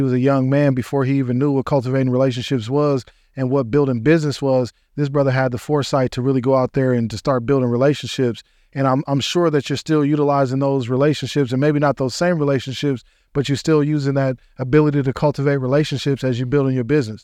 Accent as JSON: {"language": "English", "town": "Denver", "region": "Colorado", "country": "United States", "tie": "born or raised there", "said": "I'm from Denver, Colorado"}